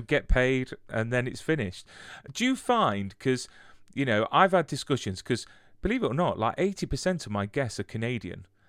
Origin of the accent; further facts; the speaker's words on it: United Kingdom; as British people